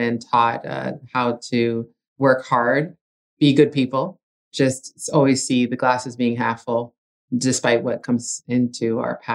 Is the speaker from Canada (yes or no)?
yes; Ajax, Ontario, Canada; first language Italian; English is a second language; We're originally from Ajax and just commuted to school